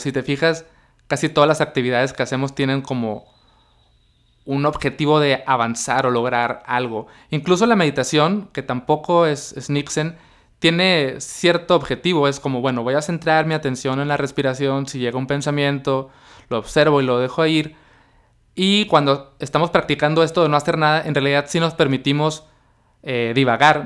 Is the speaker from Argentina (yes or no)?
no; Mexicali, Baja California, Mexico; also born or lived in Tijuana; yo decidí regresar a Mexicali, que es mi ciudad natal